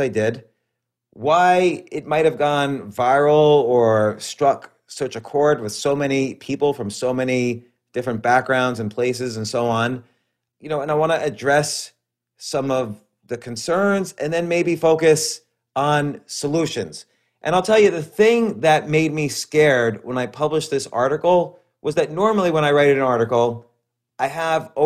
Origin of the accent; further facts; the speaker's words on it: New York City area, United States; I was raised all around the New York City area